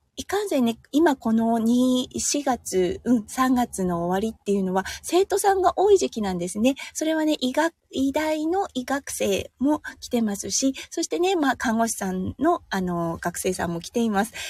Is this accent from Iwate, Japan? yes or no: yes; Iwate, Japan; accent: Iwate dialect; moved away; これすごい岩手弁が出てしまいました。